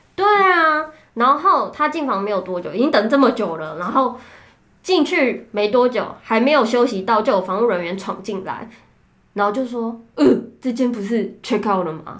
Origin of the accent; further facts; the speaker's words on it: Taichung, Taiwan; 我是台中人